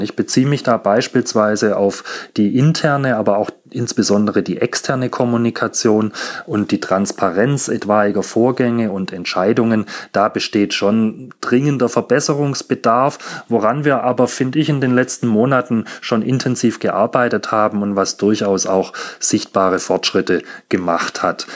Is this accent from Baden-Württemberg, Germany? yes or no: yes; Stuttgart, Baden-Württemberg, Germany; geboren und aufgewachsen in Stuttgart